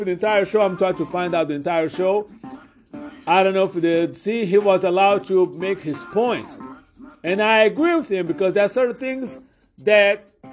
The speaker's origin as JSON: {"language": "English", "country": "Brazil", "moved": "yes", "lives_now": "United States", "said": "I am an immigrant from Brazil, a legal immigrant"}